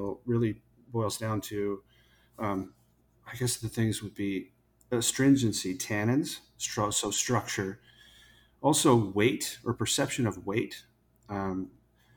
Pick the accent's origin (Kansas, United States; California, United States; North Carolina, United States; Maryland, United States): California, United States; Paso Robles; moved away as an adult; also born or lived in Oregon; now in Texas, United States; I'm from Paso Robles in California